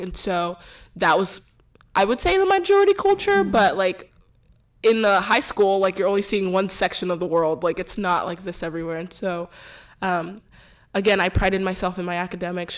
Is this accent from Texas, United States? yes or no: yes; Houston, Texas, United States; I was born and raised in Houston, Texas